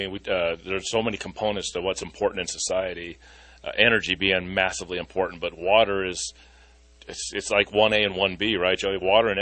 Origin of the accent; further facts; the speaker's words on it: Colorado, United States; I'm from Colorado